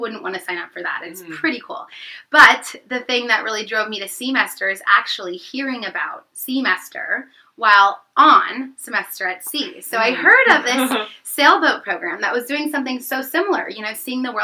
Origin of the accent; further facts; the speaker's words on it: St. Louis, Missouri, United States; moved away; I am from St. Louis, Missouri